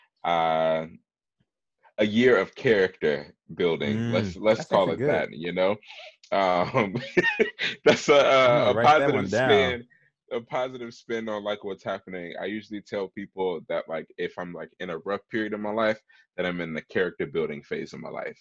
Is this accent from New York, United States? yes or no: no; Chicago, Illinois, United States; I grew up here in Chicago, born and raised Southside all my life.